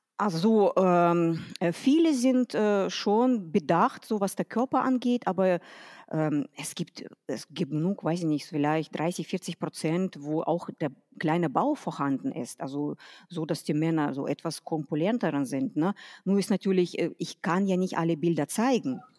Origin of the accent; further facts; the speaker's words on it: Detmold, North Rhine-Westphalia, Germany; also born or lived in Kazakhstan; komme aus Detmold, äh, geboren bin ich in Kasachstan. So seit 94 sind wir hier in Deutschland